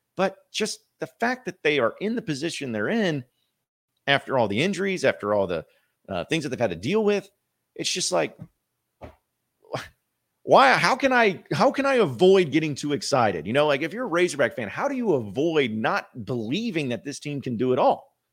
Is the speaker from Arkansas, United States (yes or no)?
yes; Fayetteville, Arkansas, United States; Northwest Arkansas, Fayetteville, my hometown